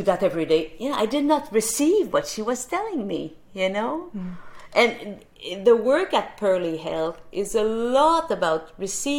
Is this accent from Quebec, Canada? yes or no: yes; Saint-Césaire, Quebec, Canada; my hometown of Saint-Césaire in Quebec. That's on the south shore of Montreal